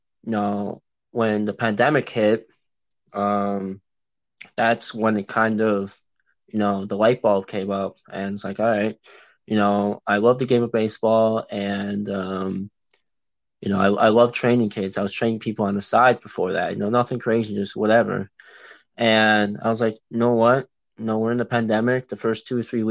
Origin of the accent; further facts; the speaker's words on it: Illinois suburbs, United States; I'm from Illinois in the suburbs, and I've been here, you know, all my life, and that's currently where I'm